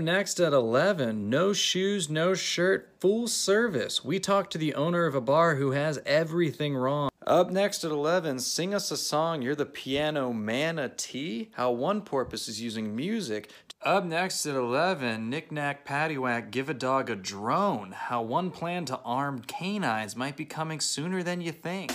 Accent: Cranberry Township, Pennsylvania, United States; now in New York, United States; I grew up just outside of Pittsburgh, a small place called Cranberry Township

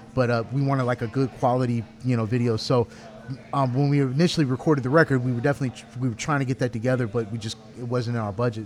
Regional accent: Garland, Texas, United States; I'm from Garland

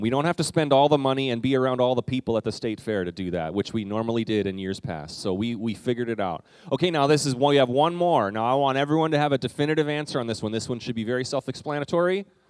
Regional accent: Canada; moved away; When I was in the fourth grade, what we did, um, and this was in Canada

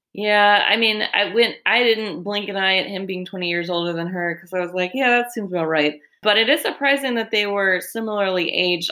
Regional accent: California, United States; I grew up in California.

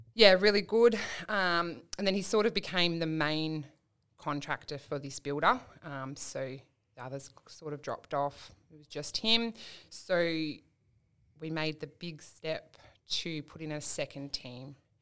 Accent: Perth, Western Australia, Australia; moved away as an adult; we're from Perth originally

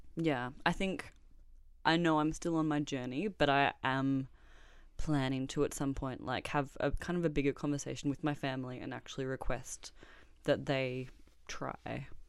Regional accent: Melbourne, Victoria, Australia; born and raised in Melbourne

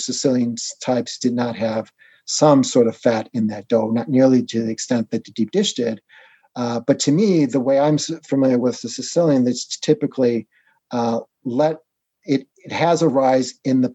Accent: Chicago, Illinois, United States; I was born in Chicago

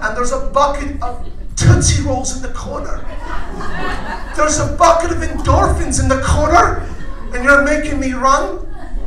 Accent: Scotland, United Kingdom; moved away; I'm Scottish.

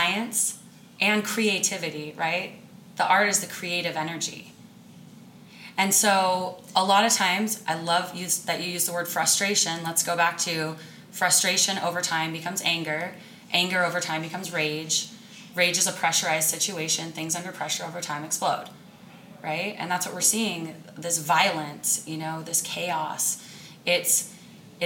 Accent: Sitka, Alaska, United States; I'm from Alaska, the wilds of Alaska, a little island, Sitka. And I learned very young how to survive in the wild, because we played outside

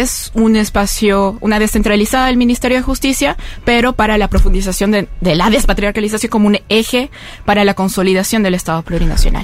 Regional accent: La Paz, Bolivia; yo vengo de La Paz, que es la sede de, gobierno en Bolivia

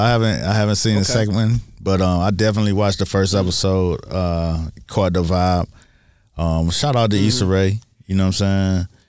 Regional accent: Miami, Florida, United States; I'm from Miami for real. I'm from Miami for real.

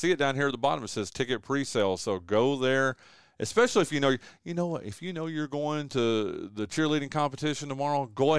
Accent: Wilkes County, North Carolina, United States; And I grew up in Wilkes County

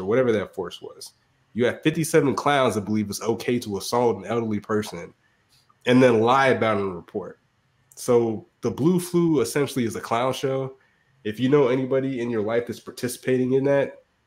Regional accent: the South, United States; As a Southerner

